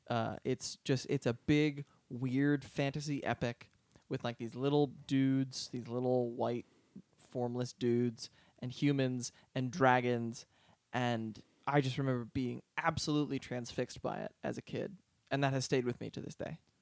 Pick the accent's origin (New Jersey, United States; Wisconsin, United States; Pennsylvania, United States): Pennsylvania, United States; outside of Philadelphia; moved away; also born or lived in Boston; growing up outside of Philadelphia